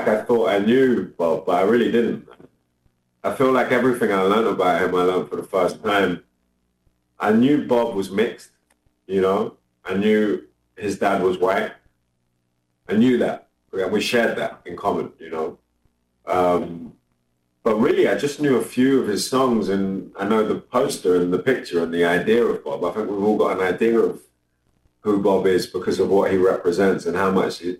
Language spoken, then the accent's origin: English; London, United Kingdom; also born or lived in New York; London's my home. That's where I'm based. That's where I'm from. I identify as a Londoner.